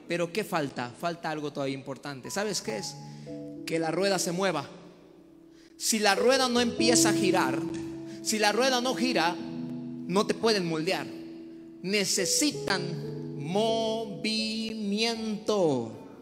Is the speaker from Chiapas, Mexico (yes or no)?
yes; the coast of Chiapas, Mexico; Yo vengo de la costa de Chiapas